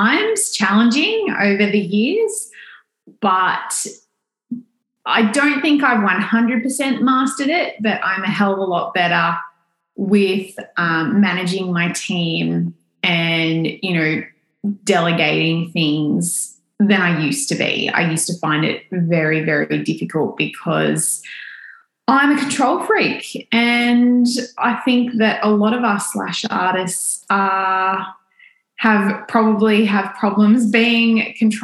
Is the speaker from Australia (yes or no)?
yes; Australia; accent: Australian